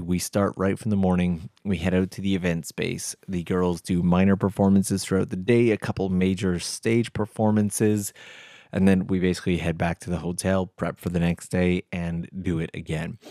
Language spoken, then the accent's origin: English; Canada; now in Tokyo, Japan; I'm Canadian